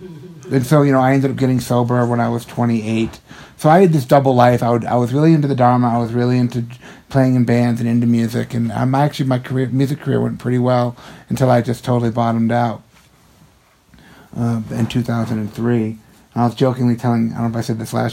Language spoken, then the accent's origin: English; Western Massachusetts, United States; growing up in Western Massachusetts